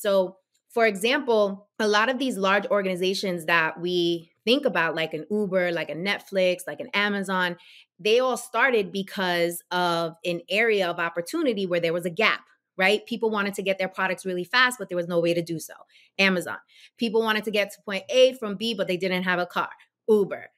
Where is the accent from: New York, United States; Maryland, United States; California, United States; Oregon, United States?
New York, United States; now in New Jersey, United States; growing up in New York